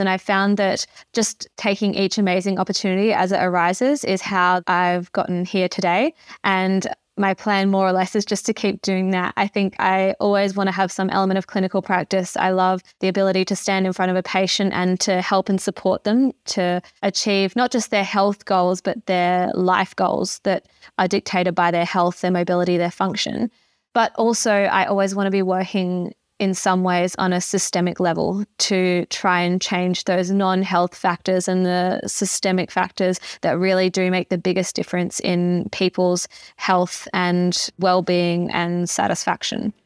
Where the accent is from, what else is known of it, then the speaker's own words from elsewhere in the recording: Arno Bay, South Australia, Australia; moved away as an adult; also born or lived in Adelaide / Sydney; now in Alice Springs, Australia; I grew up in Arno Bay on the Eyre Peninsula in South Australia